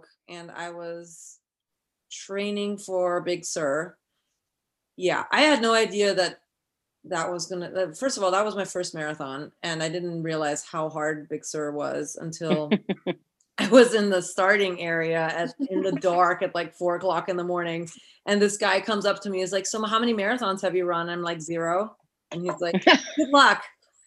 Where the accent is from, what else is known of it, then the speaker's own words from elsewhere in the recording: Vienna, Austria; moved away as an adult; also born or lived in New York City, United States; now in Petaluma, United States; I grew up in Europe, actually in Vienna, and moved to New York City in 2002